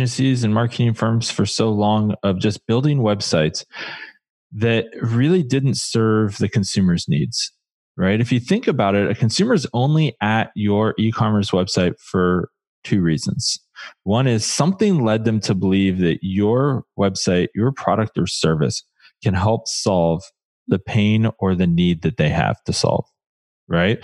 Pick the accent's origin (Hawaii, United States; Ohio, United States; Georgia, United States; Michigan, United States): Ohio, United States; Columbus; now in Portland, United States; Portland, Oregon, but by way of Columbus, actually. I grew up just outside of Columbus